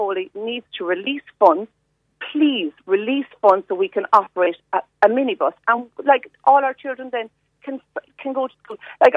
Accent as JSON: {"language": "English", "town": "Rathcormac", "region": "Munster", "country": "Ireland", "said": "my husband's family, my family, we are both from Rathcormac."}